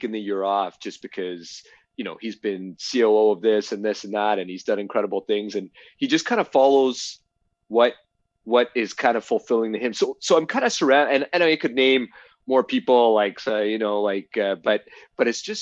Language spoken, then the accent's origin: English; Toronto, Ontario, Canada; now in Ottawa, Canada; I grew up in Toronto.